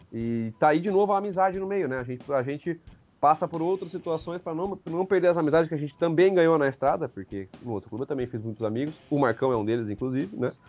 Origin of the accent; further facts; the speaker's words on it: Amparo, São Paulo, Brazil; Quer dizer, eu sou de Amparo, esse casal é de Curitiba, que é o Osmar e a Ângela, e eu fui conhecer eles lá em Brasília.